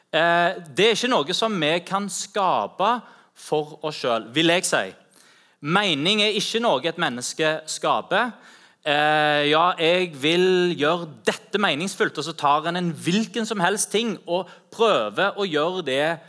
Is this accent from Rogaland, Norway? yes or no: yes; Rogaland, Norway; also born or lived in Ganddal; så ta meg hjem til Rogaland